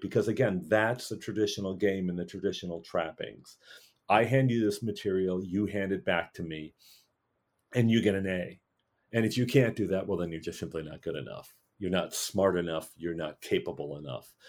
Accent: Wisconsin, United States; I've a very privileged white guy, you know, growing up in Wisconsin

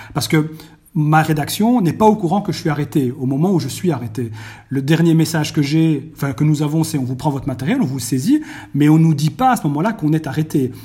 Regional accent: Belgium; chez nous en Belgique

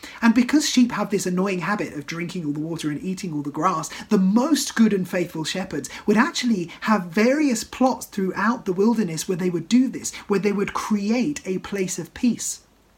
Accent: South East England, United Kingdom; I grew up in Kent, surrounded by countryside. I was very used to seeing farmers and shepherds and sheep in green fields and beautiful idyllic pastures.

